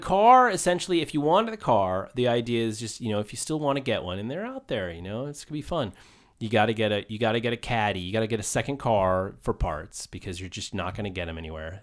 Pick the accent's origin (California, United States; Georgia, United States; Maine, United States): Maine, United States; I grew up in Maine